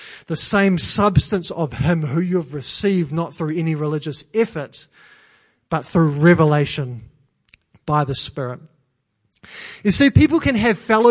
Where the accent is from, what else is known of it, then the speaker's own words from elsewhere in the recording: New Zealand; now in England; I'm Kiwi.